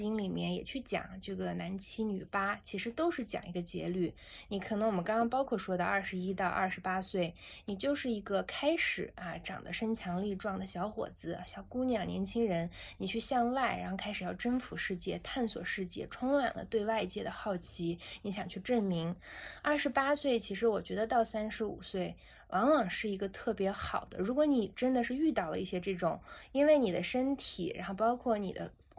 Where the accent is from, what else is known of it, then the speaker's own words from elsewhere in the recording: Xinjiang, China; moved away; 我出生在新疆，我爷爷那个时代，他们就是跟着王震的部队去了新疆，后来就在兵团开始一直留在那儿，其实是奉献边疆。从小在新疆，因为爷爷也在这个兵团农场，